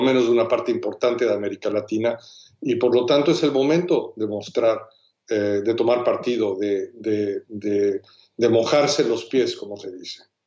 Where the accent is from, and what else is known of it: Mexico